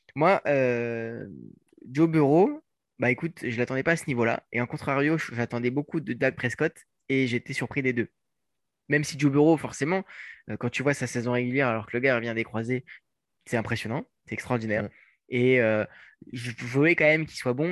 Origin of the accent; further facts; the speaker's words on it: France; en tant que bon français